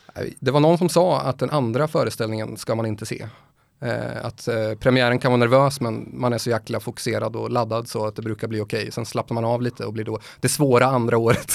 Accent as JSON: {"language": "Swedish", "town": "Motala", "region": "Östergötland", "country": "Sweden", "also_born_or_lived": "Gothenburg / Stockholm", "moved": "yes", "said": "jag känner mig faktiskt hemma mest i Motala där jag kommer ifrån."}